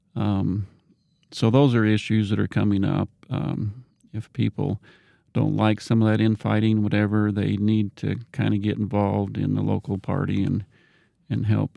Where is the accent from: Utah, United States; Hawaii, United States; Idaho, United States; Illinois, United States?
Idaho, United States; Rexburg; I'm from this area. I grew up in Rexburg, Madison County